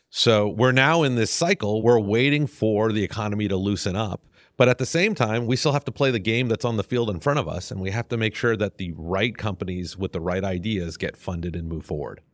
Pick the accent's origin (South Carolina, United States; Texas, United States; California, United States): Texas, United States; Houston; also born or lived in Clear Lake; I grew up in Houston. I don't think I'm, I qualify as native 'cause I got here in middle school